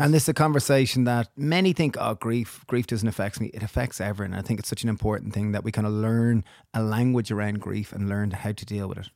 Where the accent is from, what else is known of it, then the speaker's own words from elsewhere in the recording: Ireland; growing up in Ireland